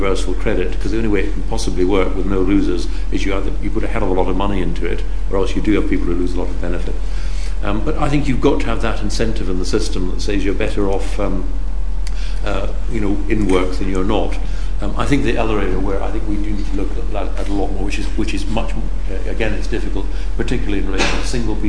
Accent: Scotland, United Kingdom; Now, you know, I'm Scottish. I live in Scotland.

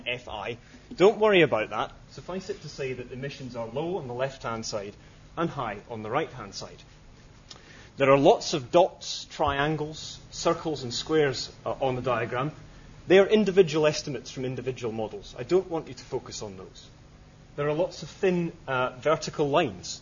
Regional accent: Scotland, United Kingdom; I'm Scottish

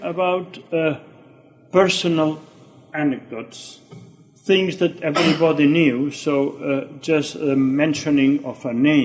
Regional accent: Barcelona, Catalonia, Spain; I was born in Barcelona in January 1943

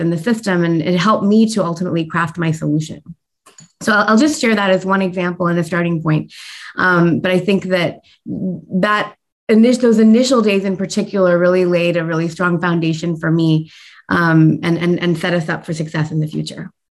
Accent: United States; I was born and raised in the United States

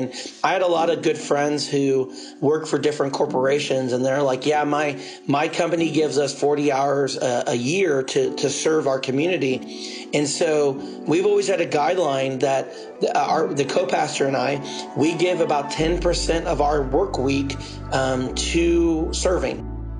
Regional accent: Kansas City, Missouri, United States; first language English; This is where I'm from. So I grew up here.

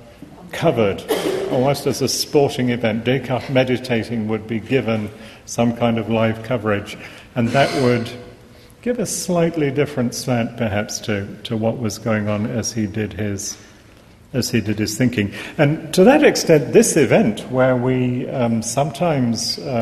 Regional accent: England, United Kingdom; accent: English; moved away; even though I haven't now lived here for many years, I am, as you hear from my accent, English.

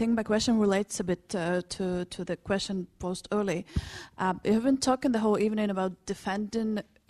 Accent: Ukraine; Well, I come from Ukraine. I'm teaching in Ukraine. I've been involved in policymaking in higher education in Ukraine.

